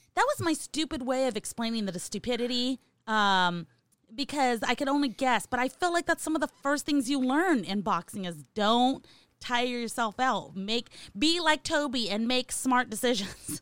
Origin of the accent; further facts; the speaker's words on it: California, United States; I'm from California